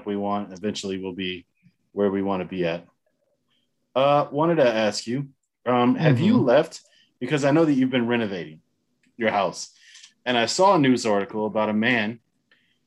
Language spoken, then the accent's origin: English; United States; now in Germany; since we're both American